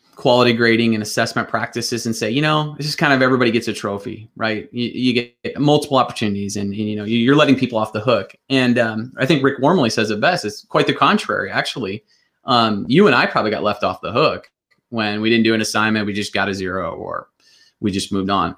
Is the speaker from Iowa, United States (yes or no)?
yes; Northwest Iowa, United States; I grew up in Northwest Iowa to blue collar family